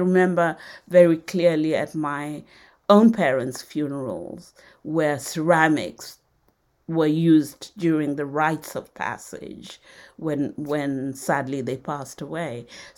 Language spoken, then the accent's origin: English; Nairobi, Kenya; born there; although I was born in Nairobi, we always went back to Western Kenya, where my antecedents came from. And there it was still very, very rural.